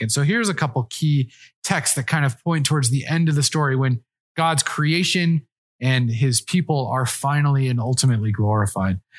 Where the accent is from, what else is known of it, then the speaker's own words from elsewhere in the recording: Colorado, United States; I'm from Colorado